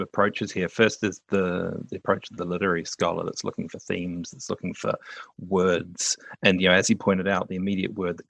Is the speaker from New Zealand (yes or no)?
yes; New Zealand; accent: New Zealand; also born or lived in United Kingdom; now in Canada; Like I grew up in New Zealand, so I had an accent that is very typical of a New Zealander, although my parents were British